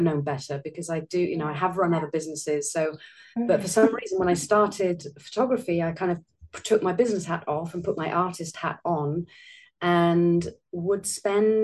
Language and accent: English; South Wales, United Kingdom; accent: British; moved away as an adult; now in Italy; I'm originally British, as you can probably tell by my accent. I do live in Italy, though, although I have very strong ties still to my home and my family home in Wales, South Wales, in Great Britain.